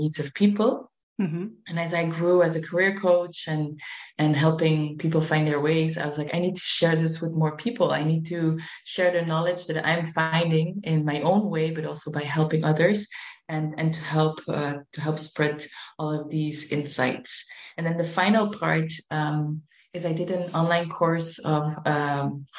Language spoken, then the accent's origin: English; Belgium; moved away as an adult; now in Spain; I am originally from Belgium, but I always had Spain in my heart. I moved to Spain